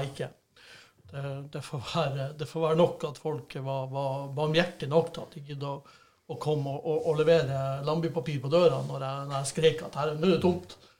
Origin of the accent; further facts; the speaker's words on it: Bodø, Nordland, Norway; vi har to G35-kompisene vi vokste opp med i Bodø